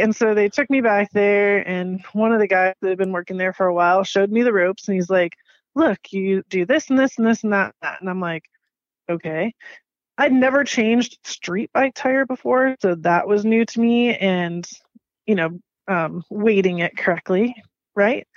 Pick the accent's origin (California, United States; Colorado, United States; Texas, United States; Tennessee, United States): California, United States; Palo Alto; I was born and raised in Palo Alto, California, which is in the Bay Area by San Francisco area